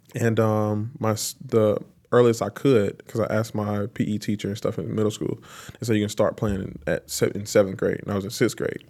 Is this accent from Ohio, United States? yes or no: no; Lancaster, South Carolina, United States; moved away as an adult; now in Tampa, United States; I was born and raised in Lancaster